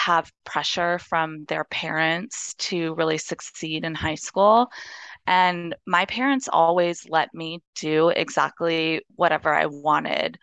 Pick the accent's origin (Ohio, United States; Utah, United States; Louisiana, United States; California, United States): California, United States; Los Angeles; I grew up in Los Angeles. I'm born and raised here.